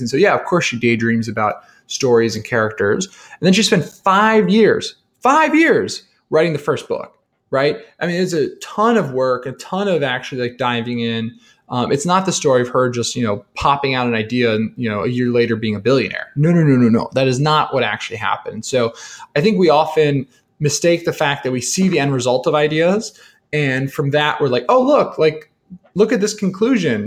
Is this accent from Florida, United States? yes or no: no; New Jersey, United States; I'm a kid from New Jersey